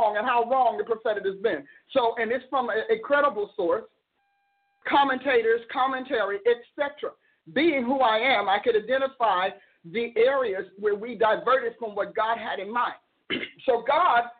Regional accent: Oklahoma, United States; I'm from Oklahoma

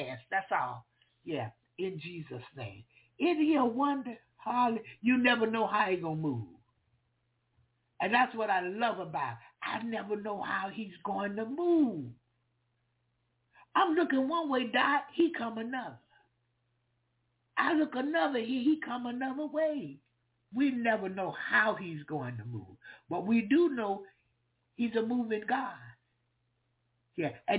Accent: the South, United States; I'm from the South. And we talk all kind of talk

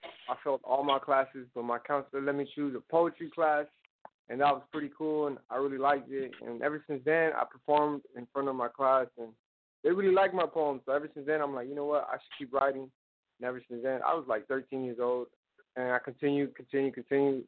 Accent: Inglewood, California, United States; I'm from Inglewood, California

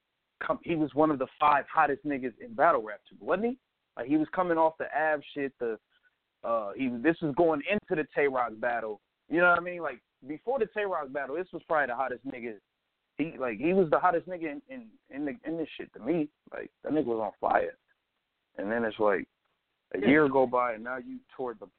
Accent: Chicago, Illinois, United States; I'm from Chicago

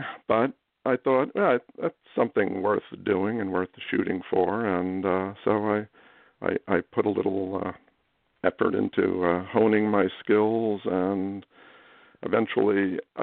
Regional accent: New York City, New York, United States; I was born in Midtown Manhattan at a hospital that no longer exists, like so many, St. Clair's. And I grew up in Queens, in New York City.

